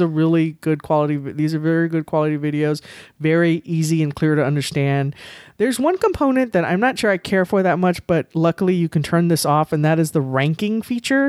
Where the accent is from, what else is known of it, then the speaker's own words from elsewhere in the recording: San Antonio, Texas, United States; I was born and raised here in San Antonio